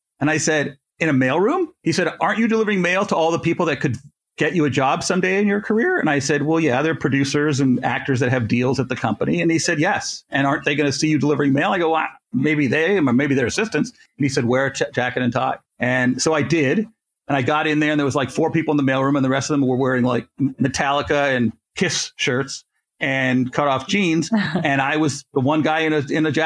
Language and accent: English; Canada; I'm Canadian